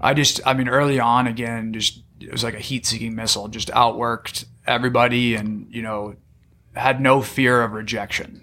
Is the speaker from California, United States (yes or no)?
yes; San Diego, California, United States; also born or lived in Arizona; I grew up in San Diego, went to La Jolla High School